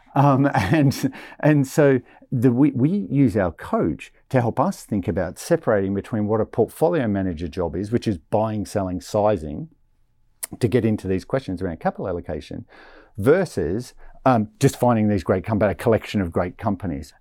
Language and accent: English; Australia; I'm Australian